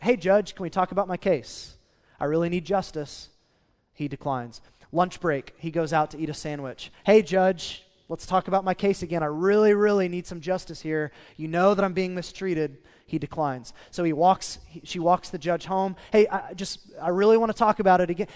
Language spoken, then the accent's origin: English; Oklahoma, United States; we're from Oklahoma and we're in the Bible Belt